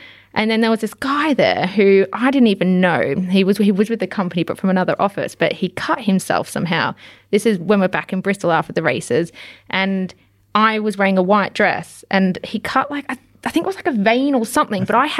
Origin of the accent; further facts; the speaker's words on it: Victoria, Australia; I am from the Yarra Valley, so I should know my wine.